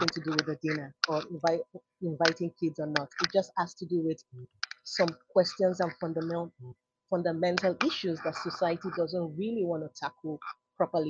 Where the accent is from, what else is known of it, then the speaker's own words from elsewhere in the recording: Nigeria; moved away; growing up in Nigeria